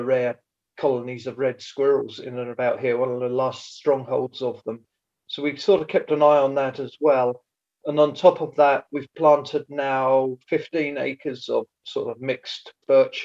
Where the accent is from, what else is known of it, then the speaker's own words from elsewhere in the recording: East Anglia, East of England, United Kingdom; moved away as an adult; also born or lived in Glenlivet, Scotland; now in Scotland, United Kingdom; originally I was born and brought up in East Anglia on a large arable farm and moved to Scotland now 25 years ago.